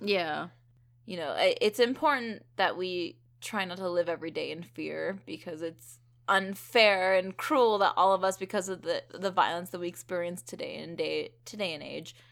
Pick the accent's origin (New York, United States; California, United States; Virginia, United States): California, United States; Thousand Oaks; my hometown of Thousand Oaks, California